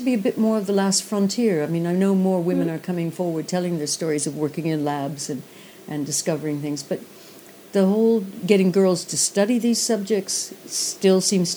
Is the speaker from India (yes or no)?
no; Canada; moved away; being Canadian